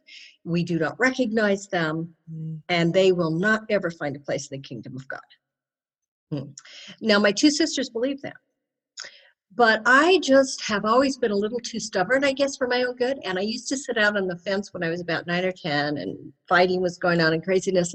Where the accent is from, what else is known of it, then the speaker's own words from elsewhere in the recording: Denver, Colorado, United States; I grew up in Denver